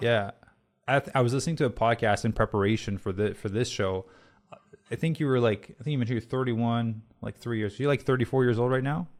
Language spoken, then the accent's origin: English; Canada; moved away; I'm Canadian